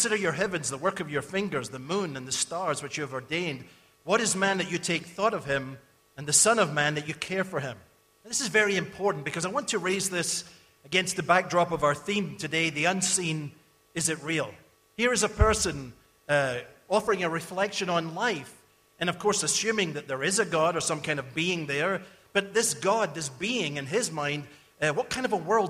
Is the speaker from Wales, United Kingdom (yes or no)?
no; Scotland, United Kingdom; I grew up in Scotland